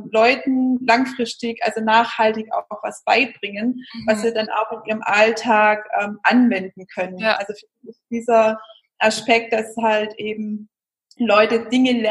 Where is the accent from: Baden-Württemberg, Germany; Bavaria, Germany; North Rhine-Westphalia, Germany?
Baden-Württemberg, Germany; accent: Swabian; vor allem wir sind ja aus dem Schwabenland, hört man ja bestimmt.